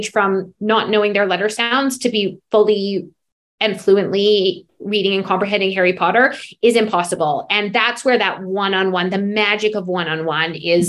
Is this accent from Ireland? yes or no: no; Calgary, Alberta, Canada; born or raised there; also born or lived in New York